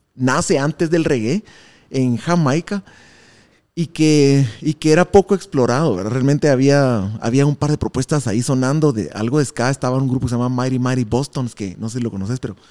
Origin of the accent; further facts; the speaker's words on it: Guatemala; somos una banda de Guatemala